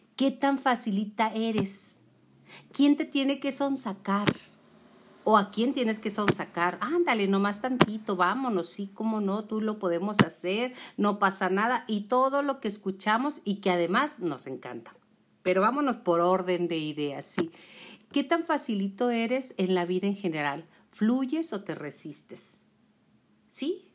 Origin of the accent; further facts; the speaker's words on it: Chihuahua, Mexico; soy de Chihuahua, ¿eh? Por eso hablo con la Che.